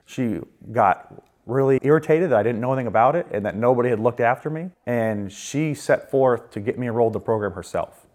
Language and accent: English; Augusta, Maine, United States; moved away as an adult; now in Dover, United States; I am from Augusta, Maine